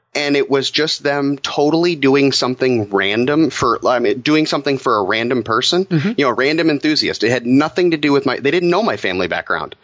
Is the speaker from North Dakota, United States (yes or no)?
no; Detroit, Michigan, United States; being born and raised in Metro Detroit, you know, it definitely is the motor city